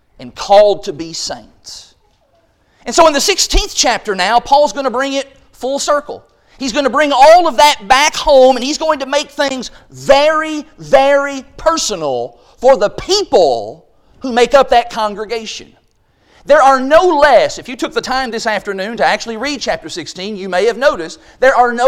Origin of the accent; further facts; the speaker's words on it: Quail, Kentucky, United States; our cable channel growing up in Quail, Kentucky, it was channel number 10